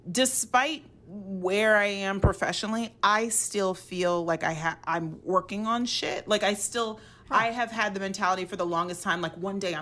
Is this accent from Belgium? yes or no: no; Nigeria; but like I'm Nigerian and like all my relatives are like one day soon